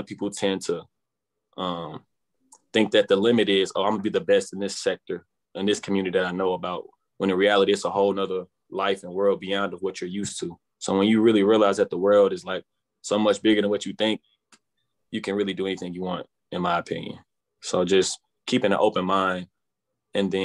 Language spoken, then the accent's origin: English; St. Louis, Missouri, United States; I grew up in North St. Louis, Missouri